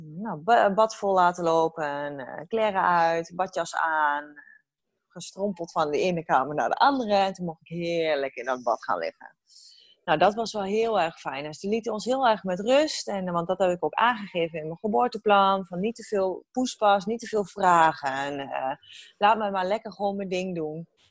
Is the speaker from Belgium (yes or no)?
no; Hengelo, Overijssel, Netherlands; now in Heerenveen, Netherlands; oorspronkelijk kom ik uit Hengelo, want ik ben een echte ras, echte tukker.